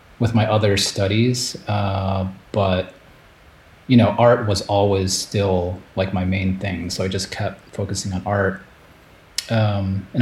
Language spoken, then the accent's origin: English; Chicago, Illinois, United States; moved away as an adult; also born or lived in Japan; I grew up in Chicago in the US